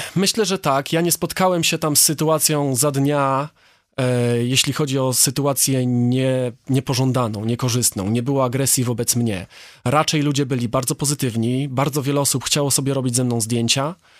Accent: Poland; jestem z Polski

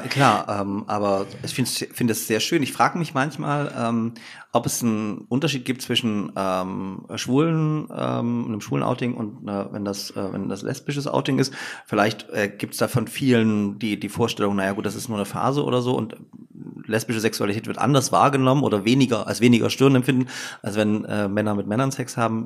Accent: Upper Lusatia, Saxony, Germany; moved away as an adult; also born or lived in Leipzig; Ich bin ja sozusagen in Oberlausitz geboren und da war Dresden einfach nie eine Option, dort zu studieren, weil einfach äh, das zu nah gewesen wäre an der Familie

